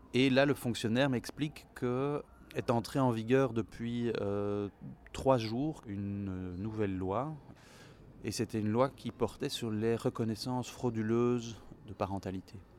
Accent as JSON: {"language": "French", "town": "Brussels", "region": "Brussels-Capital Region", "country": "Belgium", "tie": "born or raised there", "said": "je suis belge, je suis né à Bruxelles, mes deux parents sont belges"}